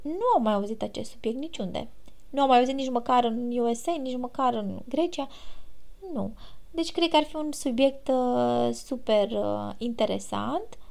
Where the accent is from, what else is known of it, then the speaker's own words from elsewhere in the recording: Romania; moved away as an adult; now in Greece; eu sunt româncă